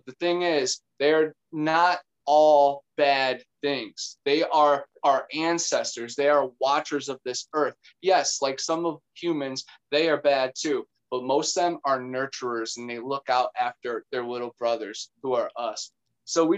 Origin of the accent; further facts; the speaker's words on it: Cleveland, Ohio, United States; now in Florida, United States; you were just in my hometown in Cleveland